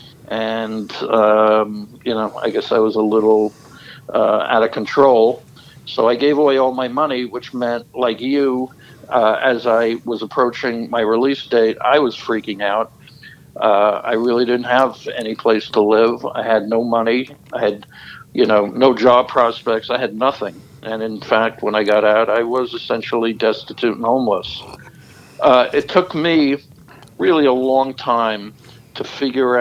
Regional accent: New York, United States; moved away as an adult; also born or lived in Florida; I'm from New York

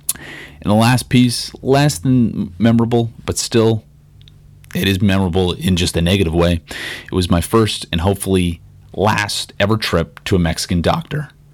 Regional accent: Regina, Saskatchewan, Canada; growing up in Regina

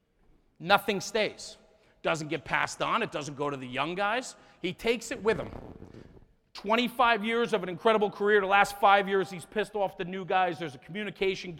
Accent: New Jersey, United States; I'm from New Jersey

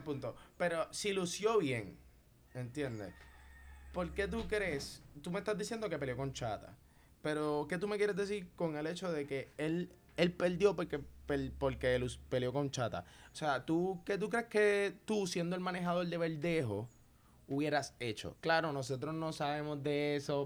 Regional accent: Puerto Rico; yo como boricua

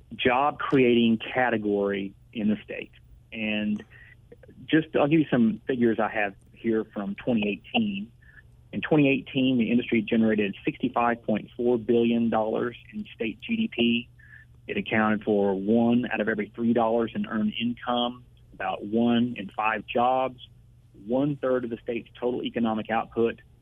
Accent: Ardmore, Oklahoma, United States; moved away as an adult; also born or lived in Washington, D.C.; from Ardmore, Oklahoma, where I grew up

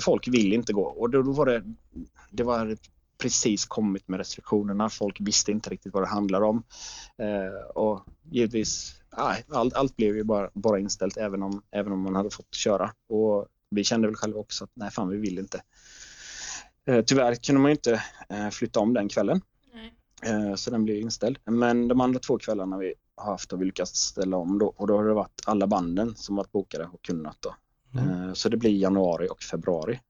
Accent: Jönköping, Jönköping County, Sweden; jag kommer från Jönköping

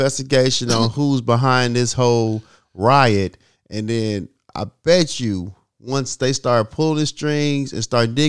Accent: New York City, New York, United States; I'm from Brooklyn.

